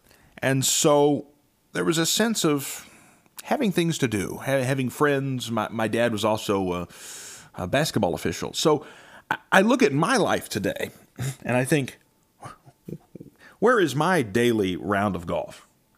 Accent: Belpre, Ohio, United States; You know, for me, growing up in Belpre, I had a lawn care business, and it instilled many, many values.

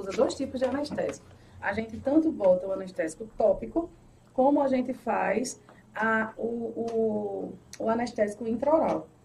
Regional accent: Recife, Pernambuco, Brazil; also born or lived in Paulista; Recife, morei. Ai, já morei em Recife, já morei em Paulista, no Janga.

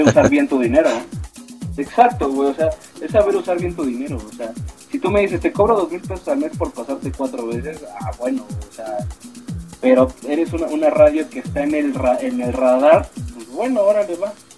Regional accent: Mexico; nosotros somos una banda mexicana

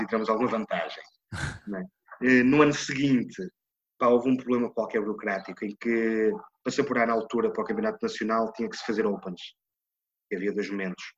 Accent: Porto, Norte, Portugal; eu comecei a jogar e fiz a formação toda. E basquete, mesmo a formação escolar, nos Salesianos do Porto

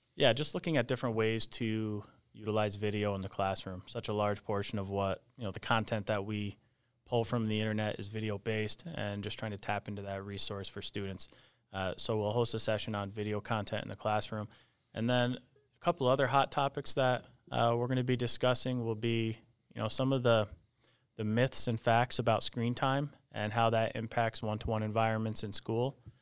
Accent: Peru, New York, United States; my hometown school district

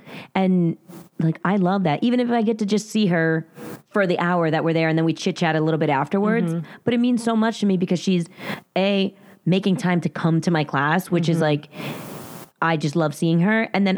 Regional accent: New Jersey, United States; accent: very Jersey; in my very Jersey accent

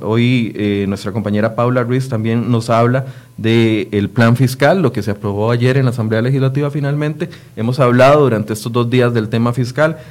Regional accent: Costa Rica; como costarricense

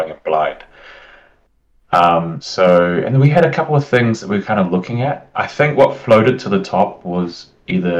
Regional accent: New Zealand; now in United Kingdom; You might be able to tell by my accent, but I'm from New Zealand.

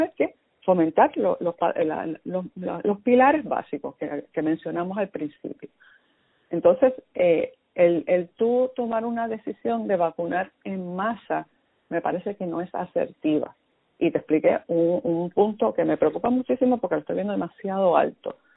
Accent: Puerto Rico; nosotros somos parte de Estados Unidos

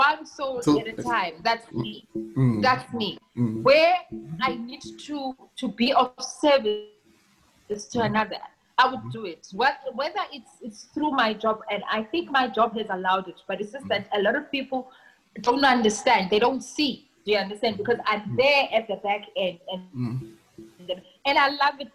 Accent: Eastern Cape, South Africa; now in Johannesburg, South Africa; I come from the Eastern Cape, right? And since I've been in Joburg, I've been here since 2006.

